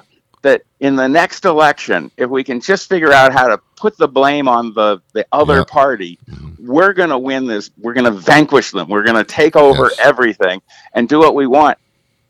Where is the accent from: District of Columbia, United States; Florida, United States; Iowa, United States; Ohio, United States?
District of Columbia, United States; Washington; I'm from Washington, D.C., but Maryland's right across